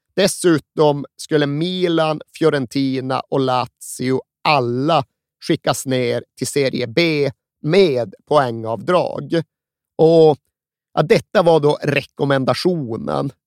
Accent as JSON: {"language": "Swedish", "country": "Sweden", "said": "som svensk är ju ryggmärgsreflexen att vifta bort dem"}